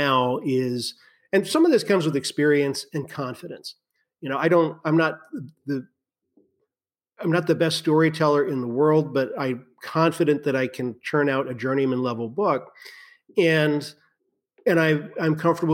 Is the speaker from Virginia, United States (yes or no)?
yes; Virginia, United States; I grew up in Virginia. I still live in Virginia